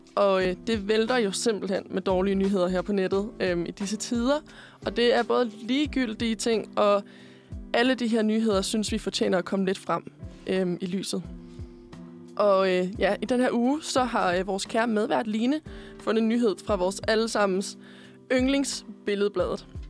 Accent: Korsør, Zealand, Denmark; moved away as an adult; now in Copenhagen, Denmark; kommer jeg faktisk oprindeligt fra Korsør. Øhm, men jeg bor på Østerbro

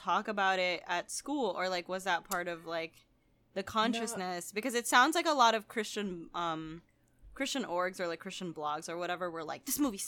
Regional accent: Philippines; I grew up in the Philippines, which is majority Catholic

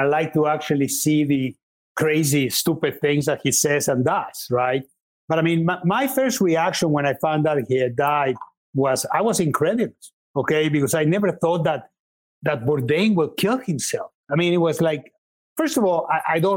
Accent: Mexico; moved away; I'm Mexican. I was born in Mexico, and I love Mexican food

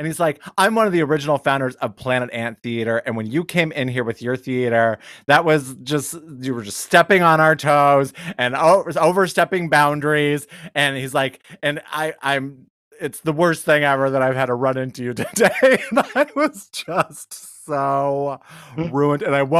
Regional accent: Detroit, Michigan, United States; I'm from Detroit.

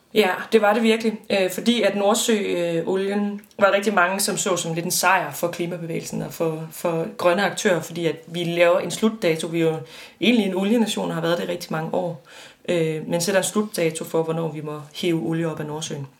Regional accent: West Jutland, Central Denmark Region, Denmark; jeg er vokset op i Vestjylland

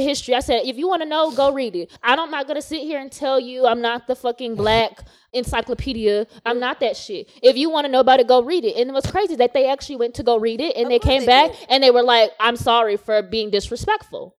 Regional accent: the South, United States; growing up in the South

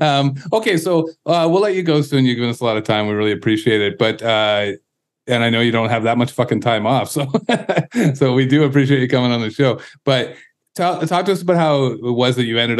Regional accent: Canada; We're Canadian

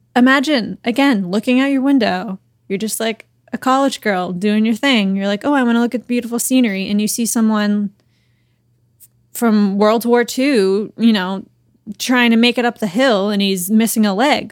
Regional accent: Boston, Massachusetts, United States; I'm from Boston.

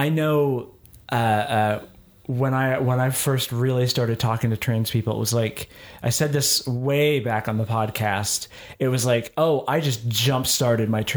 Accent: the South, United States; growing up in the South

